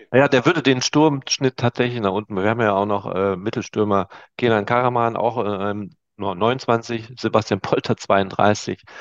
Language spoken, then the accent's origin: German; Oer-Erkenschwick, North Rhine-Westphalia, Germany; Ja, ich komme auch aus Euerkenschwick